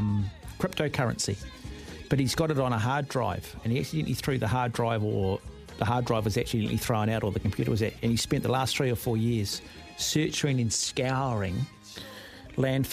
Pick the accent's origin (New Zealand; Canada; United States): New Zealand; Auckland; growing up in Mount Albert